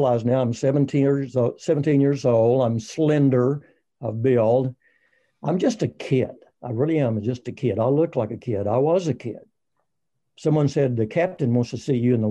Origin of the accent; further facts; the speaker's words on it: Texas, United States; I'm from Texas